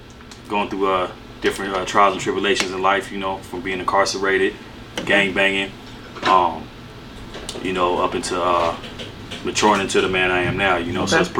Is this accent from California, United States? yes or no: yes; Santa Ana, California, United States; born or raised there